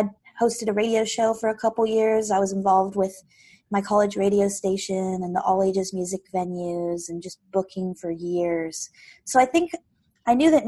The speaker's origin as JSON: {"language": "English", "town": "Oak Harbor", "region": "Washington", "country": "United States", "tie": "born or raised there", "said": "I'm from Whidbey Island"}